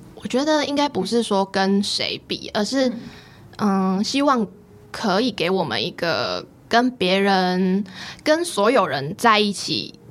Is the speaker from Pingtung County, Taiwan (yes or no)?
yes; Pingtung County, Taiwan; moved away as an adult; also born or lived in Taoyuan; 我是来自屏东的